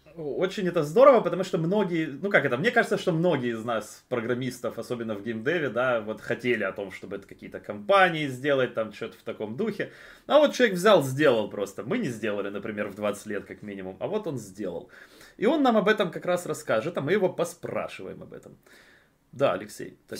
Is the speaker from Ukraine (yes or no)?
yes; Ukraine; мы из Украины